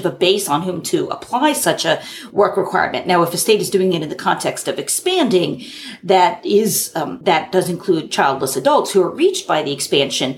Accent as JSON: {"language": "English", "region": "New Jersey", "country": "United States", "said": "my home state of New Jersey"}